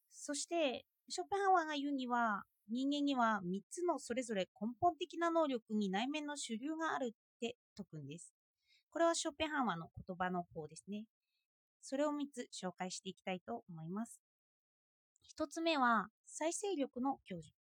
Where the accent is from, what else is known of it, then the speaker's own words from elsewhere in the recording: Japan; 私は日本で育っている